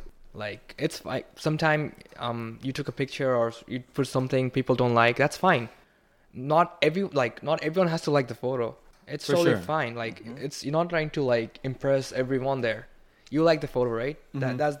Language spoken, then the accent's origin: English; Bangladesh; moved away as an adult; also born or lived in Kentucky; now in New York City, United States; So I come from Bangladesh, right?